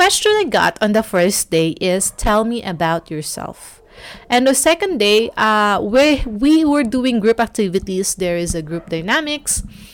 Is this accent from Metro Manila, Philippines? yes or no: no; Cebu City, Central Visayas, Philippines; Cebu, my hometown